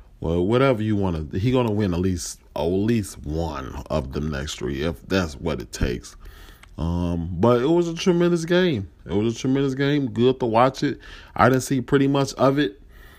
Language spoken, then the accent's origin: English; Chicago, Illinois, United States; I'm from Chicago.